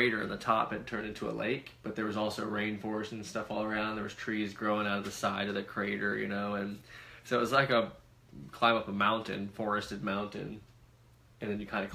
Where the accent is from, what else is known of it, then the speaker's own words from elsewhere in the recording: Florida, United States; also born or lived in Hawaii; When we lived in Hawaii, this is crazy because we're from Florida.